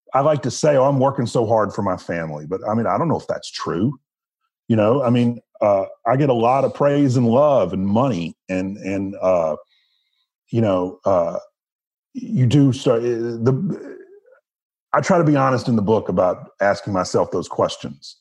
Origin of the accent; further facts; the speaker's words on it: the South, United States; growing up in the South